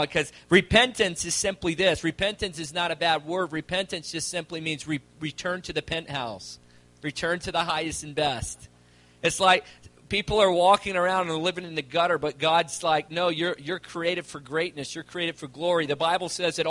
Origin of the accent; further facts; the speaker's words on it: Virginia, United States; moved away as an adult; now in Calgary, Canada; I'm originally from Virginia, and I moved to Calgary about 4 years ago